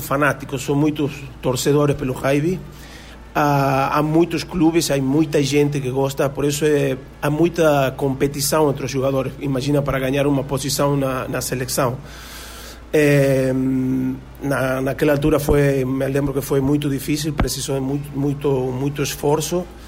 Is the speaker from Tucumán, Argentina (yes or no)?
yes; Tucumán, Argentina; Portuguese is a second language; moved away as an adult; also born or lived in Portugal / Paraguay; now in Brazil; Eu comecei a jogar com seis anos no clube Guirapuca, eh, é um clube do interior de, da província de Tucumã, do norte da Argentina